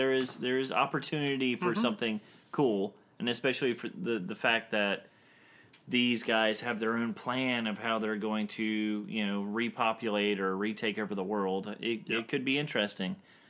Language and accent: English; the South, United States; I'm from the South.